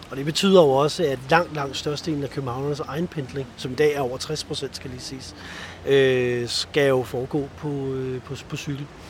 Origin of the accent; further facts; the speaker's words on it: Copenhagen, Capital Region of Denmark, Denmark; det bekymrer mig som københavner